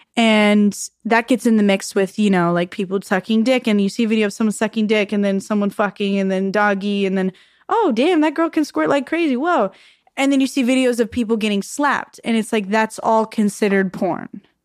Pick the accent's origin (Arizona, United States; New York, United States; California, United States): Arizona, United States; I grew up in Arizona